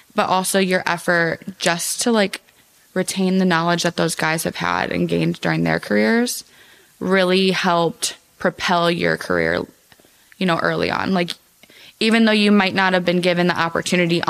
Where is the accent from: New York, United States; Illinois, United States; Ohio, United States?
Ohio, United States; Cleveland; I'm from Ohio